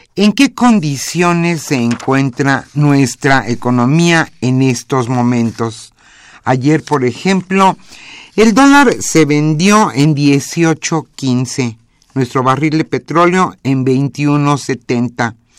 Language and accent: Spanish; Mexico; nos enorgullece como mexicanos